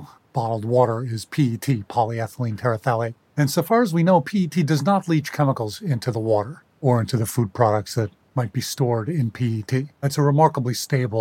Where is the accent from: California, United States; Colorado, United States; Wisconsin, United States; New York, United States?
New York, United States; New York City; I grew up in New York City